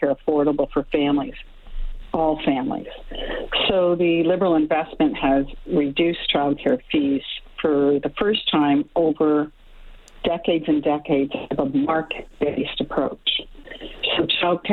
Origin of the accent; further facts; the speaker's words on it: Canada; as Canadian citizens